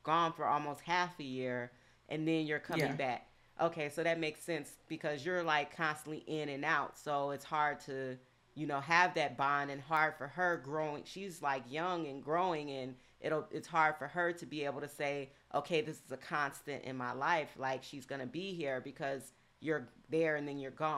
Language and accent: English; the South, United States; I grew up in the South